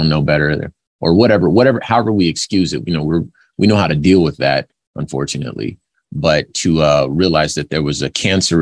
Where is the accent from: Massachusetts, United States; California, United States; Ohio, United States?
California, United States; Los Angeles; I'm from Los Angeles. This is where I was born, so I remember it when I was younger